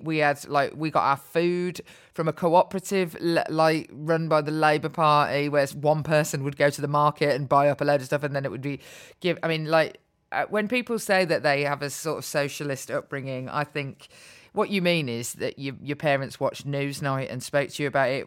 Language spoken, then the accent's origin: English; Birmingham, West Midlands, United Kingdom; So I grew up in Birmingham, where I still live